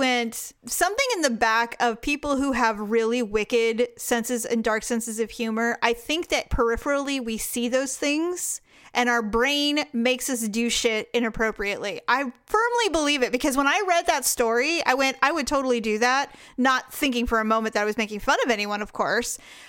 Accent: California, United States; I'm from Podunk, Northern California.

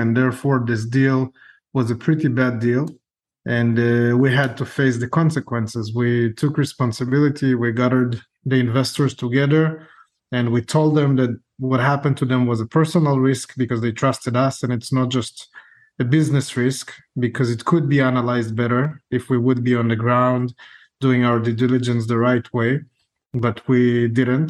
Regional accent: Israel; moved away; also born or lived in Ukraine; I was born in Ukraine, grew up in Israel, and I was a combat officer in the Israeli army

